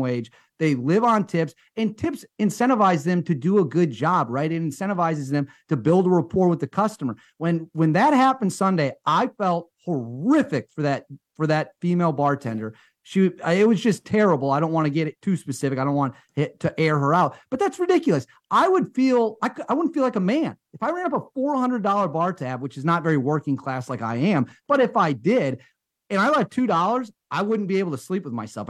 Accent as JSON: {"language": "English", "country": "United States", "said": "As an American"}